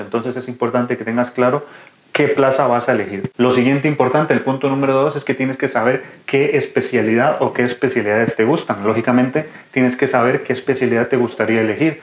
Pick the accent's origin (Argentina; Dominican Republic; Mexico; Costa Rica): Costa Rica; moved away as an adult; now in Spain; soy médico de Costa Rica, actualmente residente de quinto año de urología aquí en España